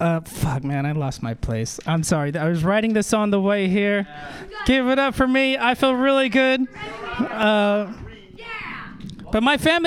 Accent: San Jose, California, United States; moved away as an adult; now in San Francisco, United States; I'm from the non-windy city of San Jose, California.

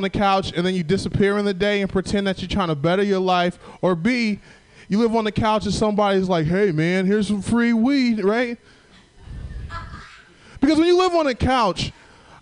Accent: Southern Illinois, United States; now in San Francisco, United States; I'm from Southern Illinois

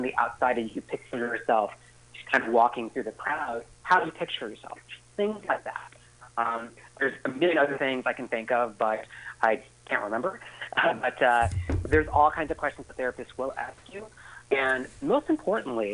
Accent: San Diego, California, United States; now in San Francisco Bay Area, United States; I'm originally from San Diego

